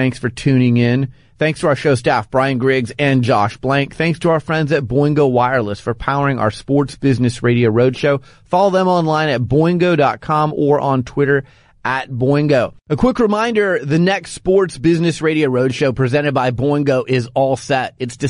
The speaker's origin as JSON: {"language": "English", "town": "Phoenix", "region": "Arizona", "country": "United States", "tie": "born or raised there", "moved": "yes", "said": "Well, I was born and raised in Phoenix"}